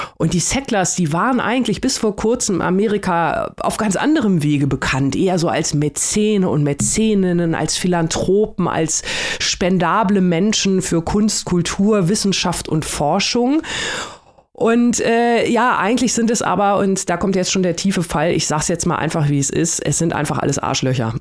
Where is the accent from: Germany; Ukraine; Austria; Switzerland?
Germany; bei uns in Deutschland